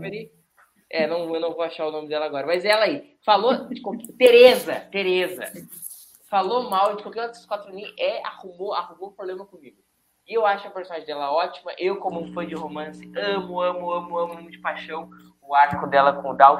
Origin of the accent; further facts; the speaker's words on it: São Leopoldo, Rio Grande do Sul, Brazil; eu sou de São Leopoldo e eu moro em São Leopoldo